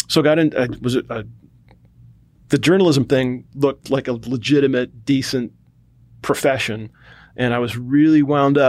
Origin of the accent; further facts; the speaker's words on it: Cleveland, Ohio, United States; moved away as an adult; also born or lived in North Carolina; my experience growing up, and I'm from Cleveland, Ohio, or the suburbs outside of Cleveland